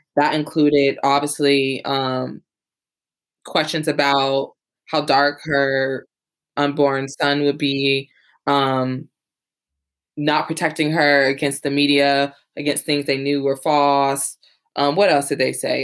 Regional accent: the South, United States; growing up in the South and going to a predominantly Southern university

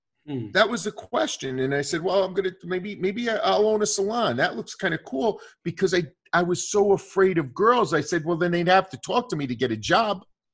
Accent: Brooklyn, New York, United States; But all of my family, when you're growing up in Brooklyn, everybody's bakers, hairdressers, police officers, or Goombas, right?

